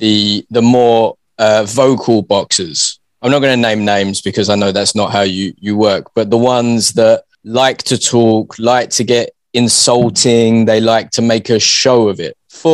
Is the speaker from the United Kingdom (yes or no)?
yes; United Kingdom; I'm British.